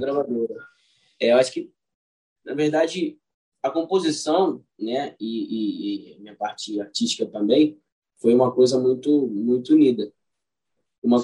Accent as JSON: {"language": "Portuguese", "region": "Rio de Janeiro", "country": "Brazil", "tie": "born or raised there", "said": "nascido e criado no bairro do Catete, foi onde é, eu cresci, né? E tô lá até hoje"}